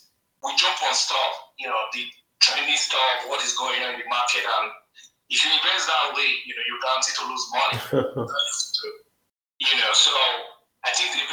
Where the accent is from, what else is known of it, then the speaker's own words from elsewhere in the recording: Nigeria; now in United States; You know, I grew up in Nigeria, but I'm based in the US.